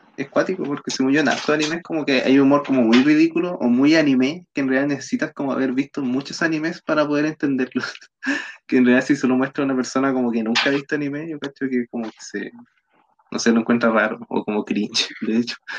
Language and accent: Spanish; Chile; somos chilenos, los cuatro